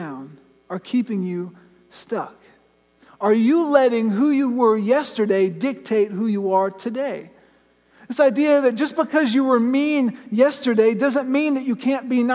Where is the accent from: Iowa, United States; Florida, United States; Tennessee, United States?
Florida, United States; I grew up in Florida, I've been canoeing my whole life